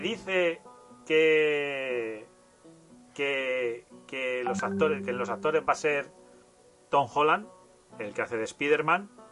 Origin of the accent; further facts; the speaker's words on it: Castilla-La Mancha, Spain; yo soy de La Mancha y en La Mancha se dice Halo